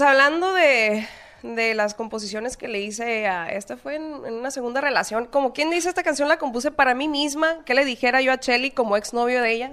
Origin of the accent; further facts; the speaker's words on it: Culiacán, Sinaloa, Mexico; Yo nací en Culiacán, Sinaloa